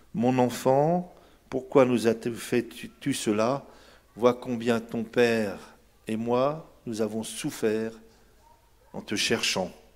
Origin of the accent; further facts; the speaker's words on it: Brittany, France; vrai chez moi en Bretagne